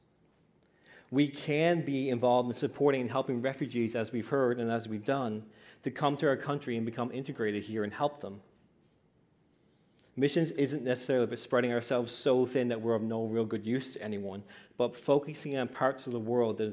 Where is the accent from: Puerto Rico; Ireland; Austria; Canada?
Canada; Newfoundland and Labrador; I grew up in the Pentecostal assemblies in Newfoundland, Labrador